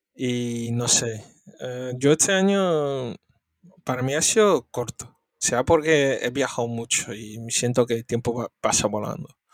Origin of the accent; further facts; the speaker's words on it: Spain; soy de España